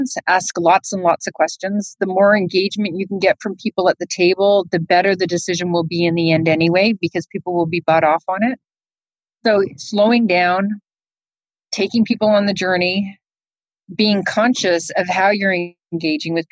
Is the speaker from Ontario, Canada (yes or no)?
yes; Toronto, Ontario, Canada; moved away as an adult; now in Houston, United States; I'm Canadian. I grew up in Canada and went to high school in Canada, in Toronto